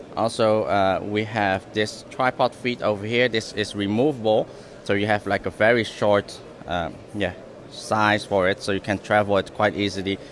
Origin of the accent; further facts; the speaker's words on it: Netherlands; now in Hong Kong; I'm originally from the Netherlands, and I've moved to Hong Kong